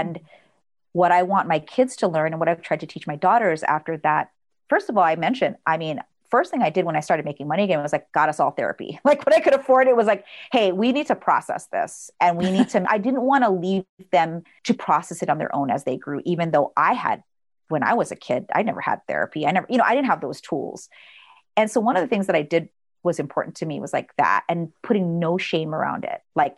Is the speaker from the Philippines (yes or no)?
yes; Philippines; Cause, like, again, we're Filipino.